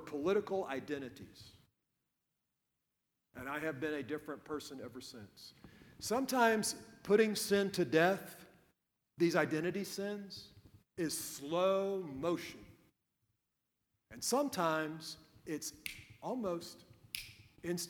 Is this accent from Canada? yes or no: no; United States; a red-blooded American, as an American